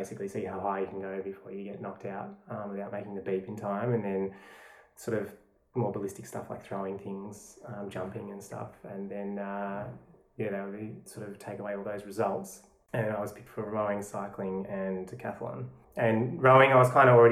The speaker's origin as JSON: {"language": "English", "region": "Tasmania", "country": "Australia", "tie": "born or raised there", "moved": "as an adult", "lives_now": "Melbourne, Australia", "said": "So I grew up in Tasmania, and I moved to Melbourne with my wife 6 years ago"}